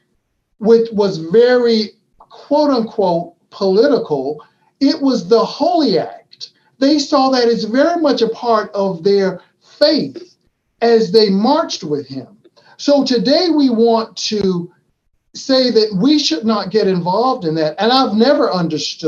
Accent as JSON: {"language": "English", "region": "Florida", "country": "United States", "said": "my home state of Florida"}